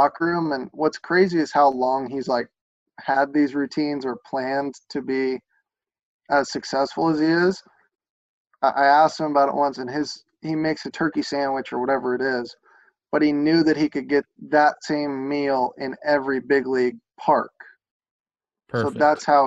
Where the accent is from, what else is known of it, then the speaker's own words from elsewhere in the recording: Lexington, Kentucky, United States; I'm from Lexington and obviously played at Kentucky